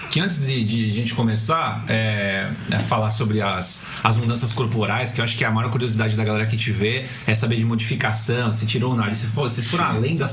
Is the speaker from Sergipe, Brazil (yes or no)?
no; Santos, São Paulo, Brazil; Eu, eu nasci fui criado no, no, no Gonzaga.